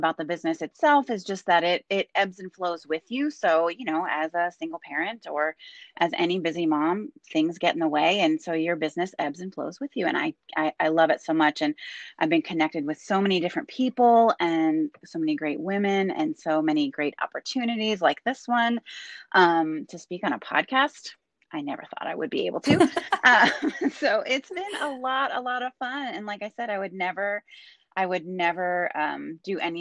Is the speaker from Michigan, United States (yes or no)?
no; Pennsylvania, United States; also born or lived in California; now in Wilmington, United States; I'm originally from Pennsylvania